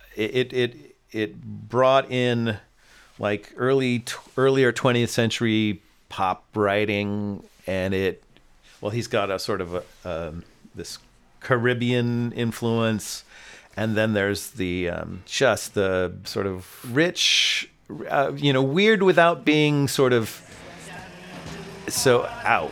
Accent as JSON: {"language": "English", "town": "Oakland", "region": "California", "country": "United States", "tie": "born or raised there", "also_born_or_lived": "San Diego / New York", "moved": "as an adult", "lives_now": "Los Angeles, United States", "said": "I am actually originally a West Coast guy. I was born in Oakland"}